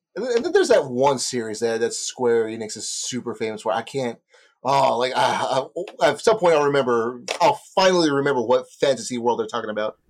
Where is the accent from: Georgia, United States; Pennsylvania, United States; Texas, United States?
Texas, United States; Speaking as a Texan